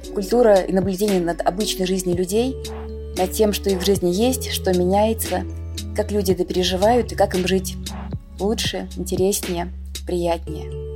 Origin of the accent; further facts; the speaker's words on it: Moscow, Russia; Я родилась в Москве, это мой родной любимый город.